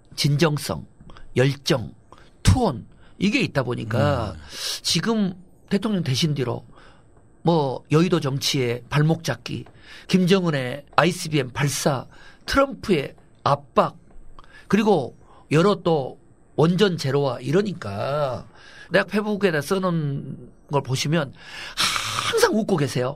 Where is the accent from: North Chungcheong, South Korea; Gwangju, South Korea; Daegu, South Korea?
Gwangju, South Korea; moved away; 제가 광주 출신이고